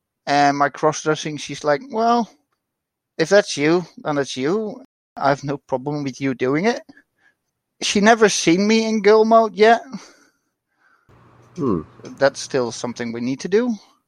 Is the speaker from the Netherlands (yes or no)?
yes; Netherlands; I'm from the Netherlands.